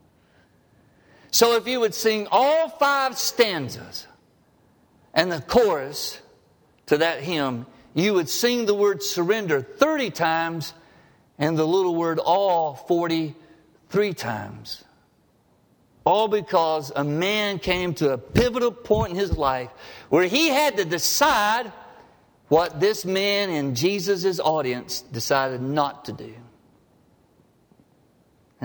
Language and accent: English; Harpersville, Alabama, United States; growing up in Harpersville, Alabama